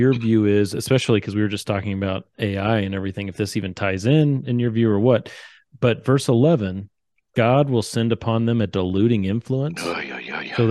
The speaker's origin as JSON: {"language": "English", "country": "United States", "said": "we have as American Christians"}